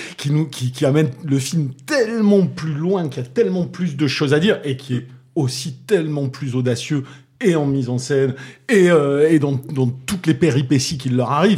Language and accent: French; Toulouse, Occitania, France; accent: Toulousain; mon accent toulousain